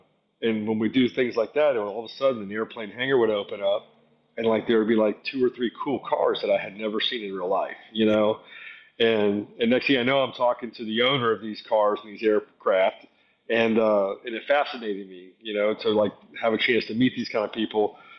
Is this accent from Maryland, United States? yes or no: no; Atlanta, Georgia, United States; from Atlanta, Georgia.